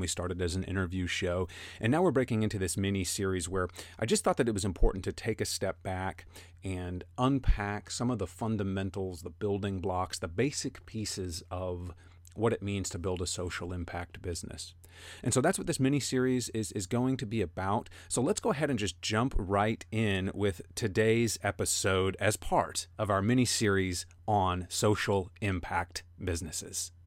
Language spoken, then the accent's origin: English; United States; moved away; my home country of the United States